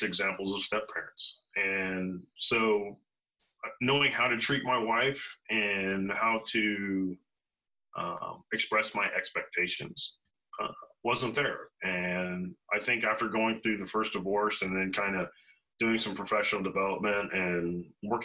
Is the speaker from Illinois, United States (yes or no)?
yes; Hillsboro, Illinois, United States; moved away; I grew up in Hillsboro, Illinois, which is about an hour north of St. Louis and an hour south of Springfield.